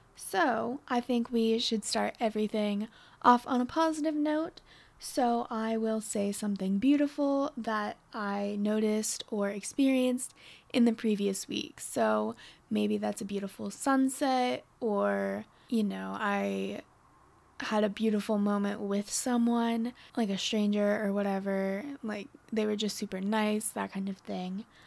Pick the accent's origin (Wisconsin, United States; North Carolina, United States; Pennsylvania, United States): Pennsylvania, United States; Northwestern; moved away as an adult; now in Dallas, United States; I'm from Pennsylvania